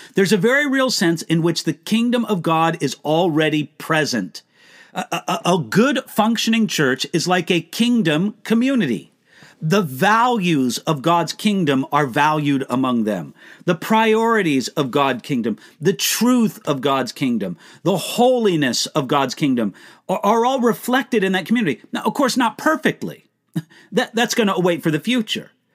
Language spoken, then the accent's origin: English; United States; accent: American; also born or lived in Germany; I am an American.